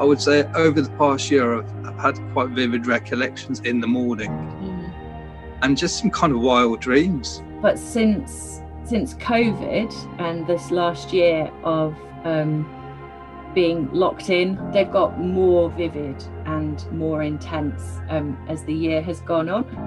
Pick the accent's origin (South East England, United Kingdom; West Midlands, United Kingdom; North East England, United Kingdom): West Midlands, United Kingdom; Birmingham; moved away; a house that I was living at when I was growing up in Birmingham